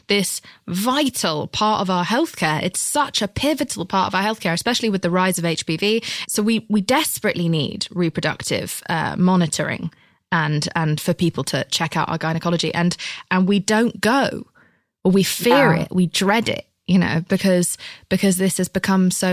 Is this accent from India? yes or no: no; England, United Kingdom; I'm British.